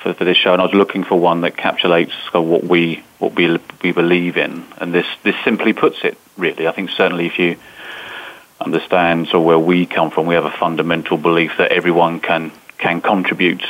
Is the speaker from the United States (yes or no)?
no; United Kingdom; I'm British